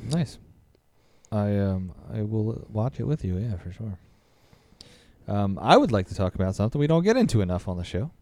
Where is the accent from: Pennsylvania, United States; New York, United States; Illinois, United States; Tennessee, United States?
Pennsylvania, United States; Philadelphia; I'm from Philly, but my neighborhood in, uh, Roxborough